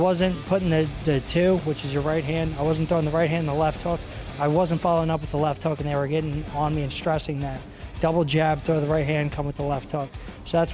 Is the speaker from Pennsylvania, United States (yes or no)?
yes; Pottstown, Pennsylvania, United States; M&M Automotive, Lubin Automotive in Pottstown. They're from my hometown